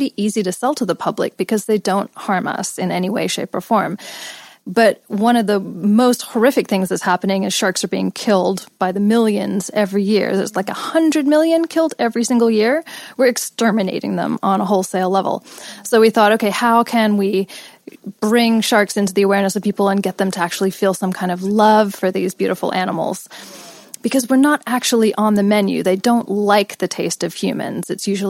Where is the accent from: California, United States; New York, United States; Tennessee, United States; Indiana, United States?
California, United States; Los Angeles; also born or lived in England / India / Australia; I was born in England, grew up in Los Angeles, then spent years in India in a meditation ashram, then moved to Australia, which I spent most of my life, and then came back to LA 10 years ago.